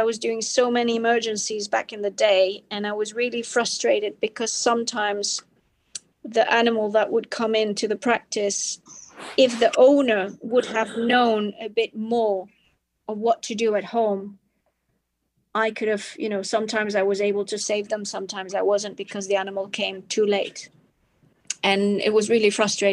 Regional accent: Spain; also born or lived in Belgium; Spain is my home country

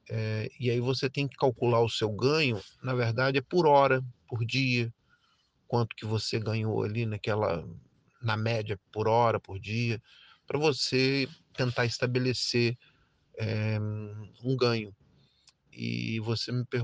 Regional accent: Brasília, Federal District, Brazil; é, tenho 53 anos, é, sou de Brasília, nascido e criado.

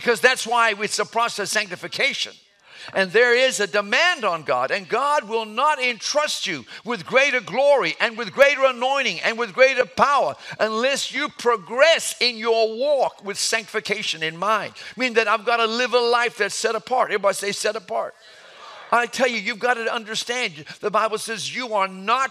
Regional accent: Atlanta, Georgia, United States; I was raised in Atlanta

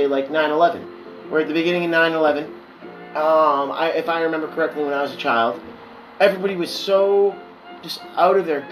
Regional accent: Massachusetts, United States; I am from Massachusetts

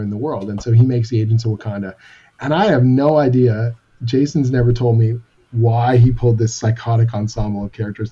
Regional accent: Canada; I'm Canadian

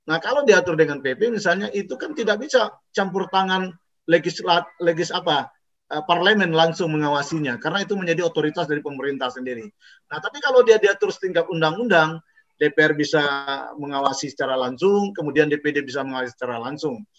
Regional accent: Pariaman, West Sumatra, Indonesia; born there; ke kota Pariaman, Kabupaten Pariaman, dan kebetulan tempat kelahiran saya di Kabupate

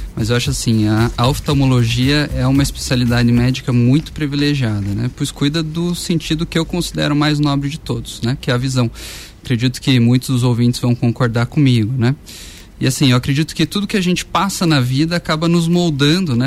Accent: Curitiba, Paraná, Brazil; moved away as an adult; now in Lages, Brazil; eu sou lá de Curitiba

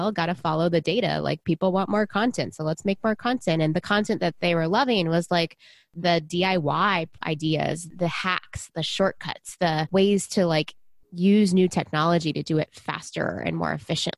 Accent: Texas, United States; moved away; I was originally from Texas, so that's where I was before I built it, a long time ago. I grew up in the 80s and 90s as a little girl

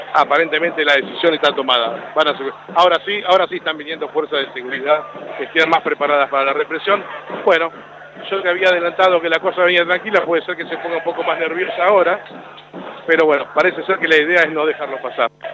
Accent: Argentina; todos somos argentinos

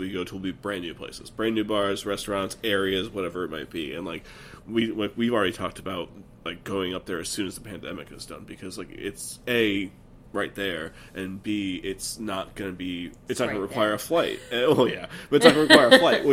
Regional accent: Connecticut, United States; now in Boston, United States; I grew up in Connecticut. We both live in Boston now

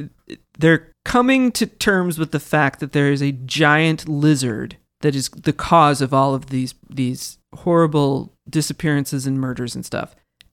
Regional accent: Kansas, United States; moved away; I grew up in Kansas.

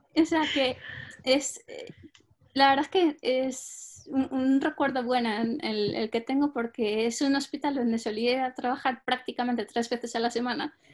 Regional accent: Spain; moved away as an adult; also born or lived in Denmark / France; now in United Kingdom; yo eh, nací en España y llevo en Reino Unido unos cinco años, no llega

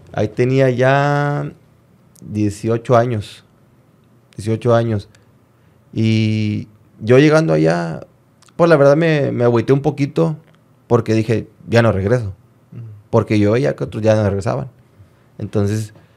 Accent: Monterrey, Nuevo León, Mexico; Soy de Monterrey

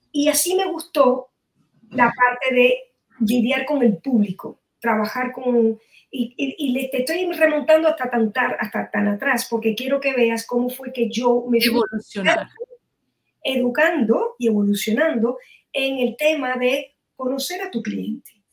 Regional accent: Miami, Florida, United States; aquí en Miami, de donde soy

